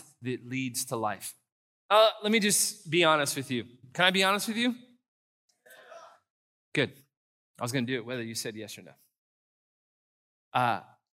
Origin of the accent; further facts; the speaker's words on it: San Antonio, Texas, United States; I'm from San Antonio